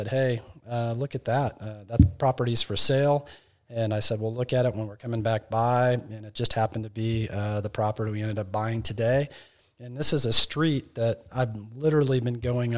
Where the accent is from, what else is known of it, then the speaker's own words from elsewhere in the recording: Texas, United States; Texas is our home, and this is where we want to make wine